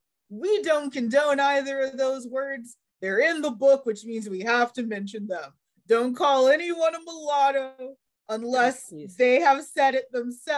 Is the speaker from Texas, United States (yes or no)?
yes; North Texas, United States; I grew up in North Texas.